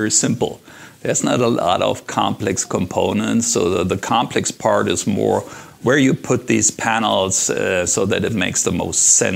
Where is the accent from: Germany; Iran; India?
Germany; moved away as an adult; now in Las Vegas, United States; I'm from Germany. And I used to have a software company in Germany.